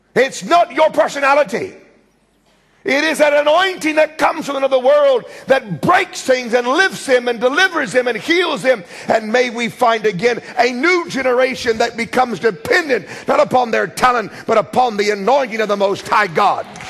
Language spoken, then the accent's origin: English; United States; accent: American; my American screaming accent